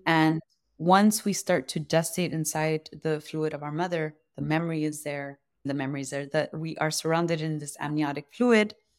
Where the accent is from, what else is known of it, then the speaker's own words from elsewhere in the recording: Los Angeles, California, United States; I grew up around the Royal Seco here in Los Angeles